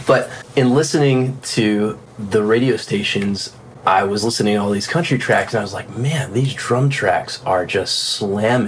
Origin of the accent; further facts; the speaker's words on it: South Florida, United States; moved away as an adult; also born or lived in Nashville / Los Angeles; I'm from South Florida originally